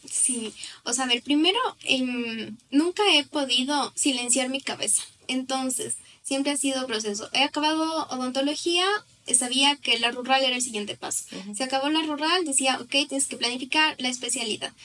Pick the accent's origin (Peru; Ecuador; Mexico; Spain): Ecuador; Riobamba, Chimborazo; moved away as an adult; now in Quito, Ecuador; yo soy de Riobamba